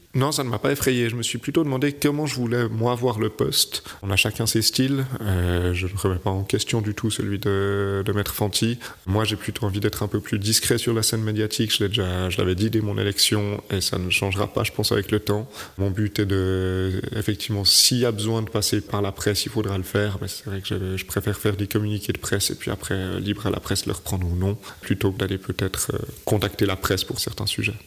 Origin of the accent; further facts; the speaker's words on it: Vaud, Switzerland; moved away as an adult; now in Troistorrents, Switzerland; moi je suis vaudois d'origine